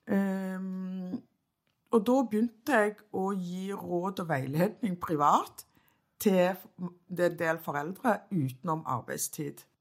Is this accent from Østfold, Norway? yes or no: no; Stavanger, Rogaland, Norway; Storhaug, som jeg er så stolt av. Født og oppvokst på Storhaug.